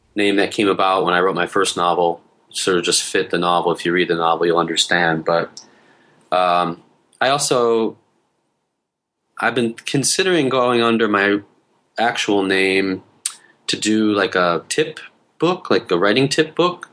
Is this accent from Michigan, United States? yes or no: yes; Detroit, Michigan, United States; moved away as an adult; also born or lived in Hamtramck; now in South Korea; I'm from Detroit